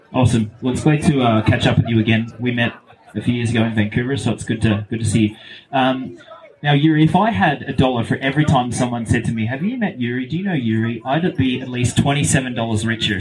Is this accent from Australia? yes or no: yes; Australia; I grew up in Australia in the mid 90s, early 2000s, when no one knew about cycling.